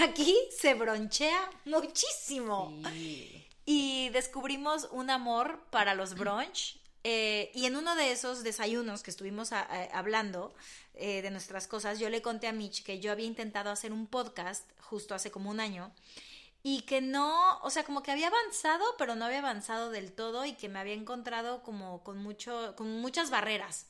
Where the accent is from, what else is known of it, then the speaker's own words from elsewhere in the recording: Mexico; now in Madrid, Spain; Somos dos mexicanas que se vinieron a vivir a Madrid